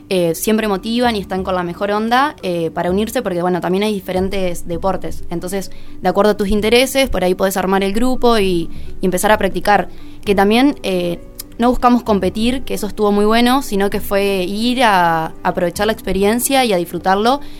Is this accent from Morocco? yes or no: no; Colón, Entre Ríos, Argentina; moved away as an adult; now in Paraná, Argentina; yo soy de Colón ah, eh, y bueno, estoy viviendo acá.